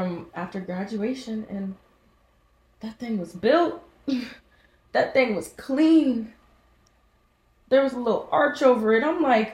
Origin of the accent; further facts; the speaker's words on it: Cincinnati, Ohio, United States; I'm from Cincinnati, Ohio